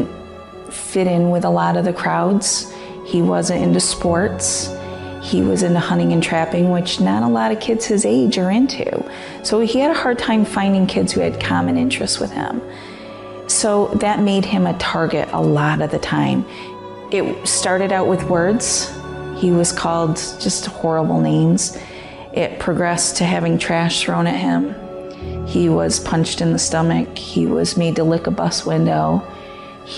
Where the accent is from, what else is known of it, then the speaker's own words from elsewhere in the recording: Lafargeville, New York, United States; I'm from Lafargeville, New York